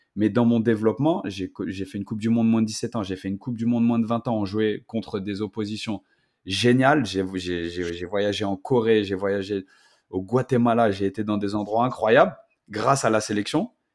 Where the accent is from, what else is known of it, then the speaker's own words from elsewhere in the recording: Paris, Île-de-France, France; je suis parisien, pur produit de l'I N F Clairefontaine